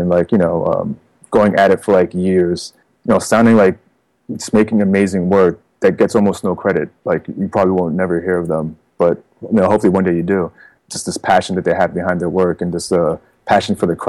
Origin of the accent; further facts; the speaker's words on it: New Jersey, United States; also born or lived in Queens, New York; now in New York City, United States; I was born in Queens and then moved to Jersey when I was about 8 years old. Yeah. So, but I've always been between these Jersey and New York.